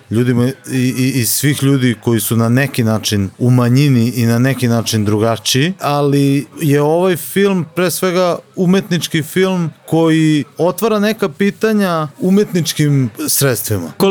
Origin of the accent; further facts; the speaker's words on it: Novi Sad, Vojvodina, Serbia; mi smo nekako iz Novog Sada, nismo iz tog nekako centra dešavanja gdje se sve dešava u, u, u Srbiji u Beogradu.